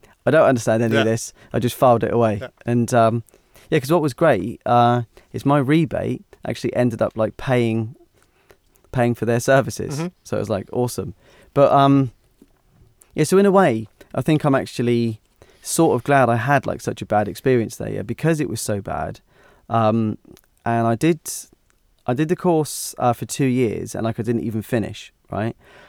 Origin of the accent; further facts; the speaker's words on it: Hythe, South East England, United Kingdom; Because I grew up in Hythe, and there was hardly any real music.